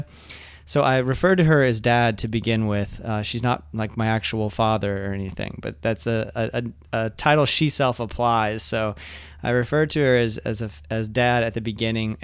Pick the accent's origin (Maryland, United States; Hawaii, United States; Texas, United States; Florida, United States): Florida, United States; Ocala; moved away as an adult; also born or lived in Jacksonville, Florida; now in Orlando, United States; I grew up in Ocala